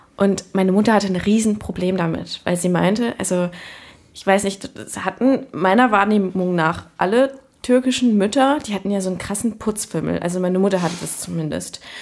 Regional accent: Cologne, North Rhine-Westphalia, Germany; ich bin in Köln-Kalk aufgewachsen

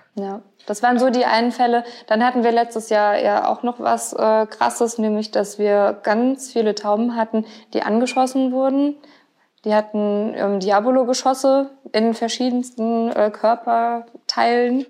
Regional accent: Mainz, Rhineland-Palatinate, Germany; ich bin ja äh, in Gonsenheim aufgewachsen komplett. Ich habe ja noch nie irgendwie woanders gewohnt

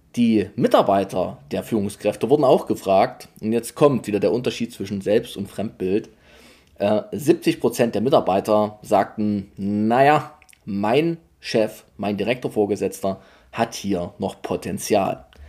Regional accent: Saxony, Germany; bei uns in Sachsen

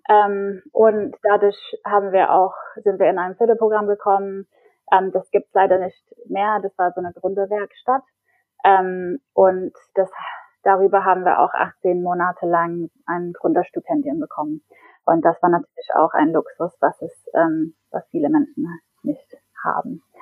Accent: England, United Kingdom; German is a second language; also born or lived in Berlin, Germany; now in Stockholm, Sweden; Ich bin eigentlich Engländerin und habe davor ungefähr zehn Jahre in Berlin gelebt, ähm, aber probiere jetzt Schweden aus.

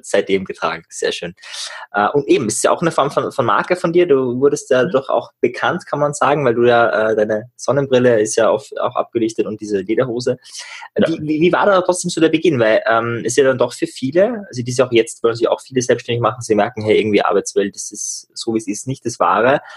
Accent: Upper Austria, Austria; now in Klagenfurt, Austria; ich bin ja ur, ursprünglich Oberösterreicher

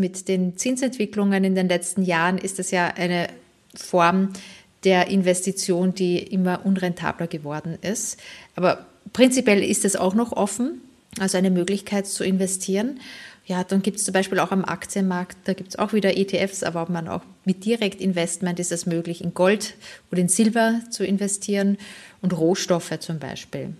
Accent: St. Pölten, Lower Austria, Austria; now in Germany; in einer Stadt, St. Pölten heißt die, die ist so 40 Kilometer entfernt von Wien, auch eine Studentenstadt und das ist halt eben so meine Heimatstadt.

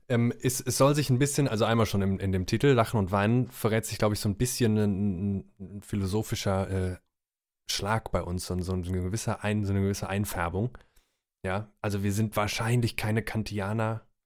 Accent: Rhineland, Germany; now in Cologne, Germany; Wir sind äh, äh gebürtige Rheinländer, beide

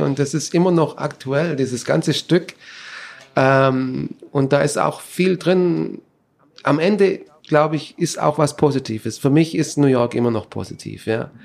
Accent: Germany; moved away as an adult; also born or lived in Stuttgart; now in United States; bin ich auch eigentlich aus Deutschland weg

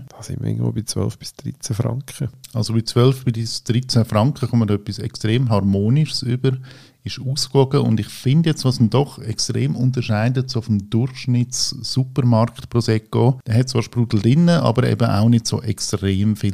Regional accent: Italy; Weil ich bin ja Italiener, ich habe auch den italienischen Pass

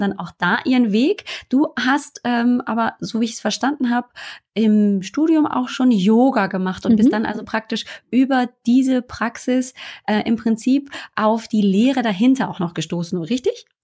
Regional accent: Germany; also born or lived in northern Germany; hier bei uns in Deutschland, sogar hier oben im Norden, wo es regnet

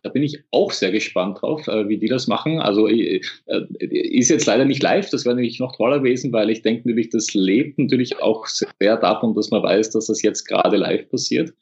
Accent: Austria; bei uns in Österreich

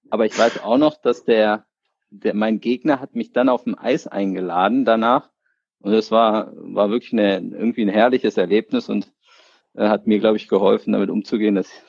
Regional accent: Berlin, Germany; Ja, ich bin ja sozusagen hier in Berlin aufgewachsen, ähm, 1980 geboren.

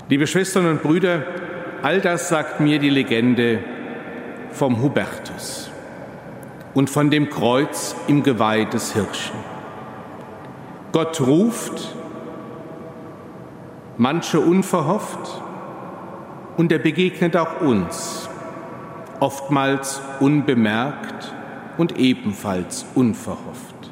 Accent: Cologne, North Rhine-Westphalia, Germany; Nicht nur in meiner Heimat, wenn man etwas außerhalb von Köln, dem Rheinland unterwegs ist

